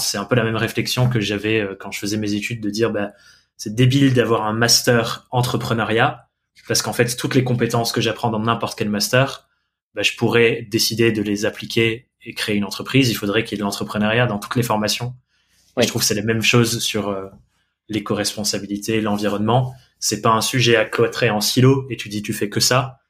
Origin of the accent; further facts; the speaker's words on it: England, United Kingdom; French is a second language; now in France; je suis anglais